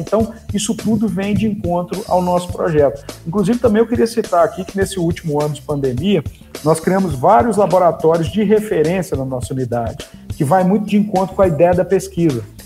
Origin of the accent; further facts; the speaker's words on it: Viçosa, Minas Gerais, Brazil; eu sou natural da cidade de Viçosa